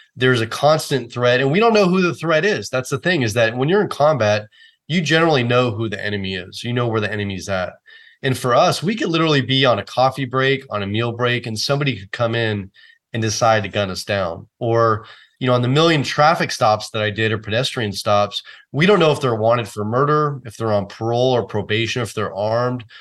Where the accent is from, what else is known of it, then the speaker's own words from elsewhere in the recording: Oakland, California, United States; So I grew up in the San Francisco Bay Area. I was actually born and raised in Oakland